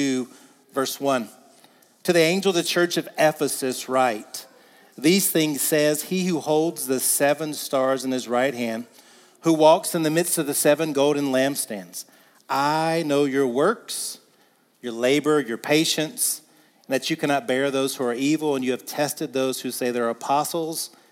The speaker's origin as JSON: {"language": "English", "region": "the South", "country": "United States", "said": "I'm from the South"}